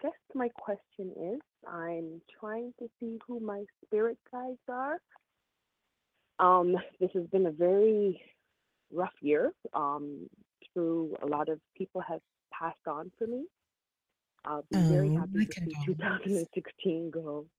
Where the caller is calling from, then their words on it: Toronto or Mississauga, Ontario, Canada; Hi, I'm calling from Toronto or Mississauga, Canada.